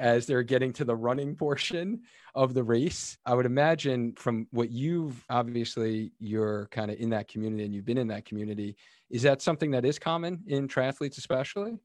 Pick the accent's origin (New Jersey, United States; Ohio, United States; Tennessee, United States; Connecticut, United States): Connecticut, United States; Cheshire; my hometown, Cheshire, Connecticut. And I actually knew this story just kinda growing up in town